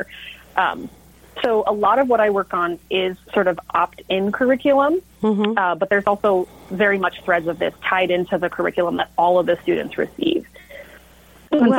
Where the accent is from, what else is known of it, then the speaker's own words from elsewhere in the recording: Del Mar, California, United States; now in Seattle, United States; I grew up in Del Mar